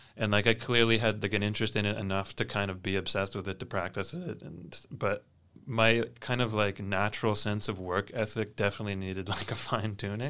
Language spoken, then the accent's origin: English; Kentville, Nova Scotia, Canada; I grew up in the Annapolis Valley, specifically a little town called Kentville